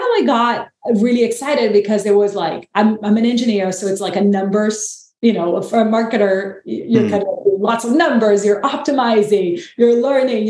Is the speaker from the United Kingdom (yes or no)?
no; Brazil; now in United States; I'm from Brazil, live in the US, and my partner is French